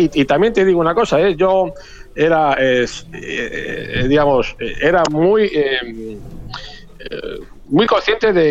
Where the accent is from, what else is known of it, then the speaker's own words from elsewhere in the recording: Madrid, Community of Madrid, Spain; now in Argentina; Yo soy español, yo soy español de, Madrid, para y soy pampeano, ¿eh? Hace ya. Eh, yo mm, también suelo decir mucho que, mm, que yo soy pampeano, esto, que mm, pues, más pampeano que muchos de ustedes, porque yo elegí vivir acá en La Pampa